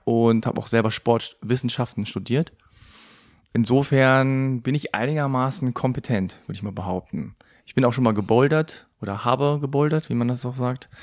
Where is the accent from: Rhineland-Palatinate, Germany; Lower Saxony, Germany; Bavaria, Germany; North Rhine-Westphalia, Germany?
Lower Saxony, Germany; Hanover; meine Eltern kommen aus Korea, aber ich bin in Hannover geboren und aufgewachsen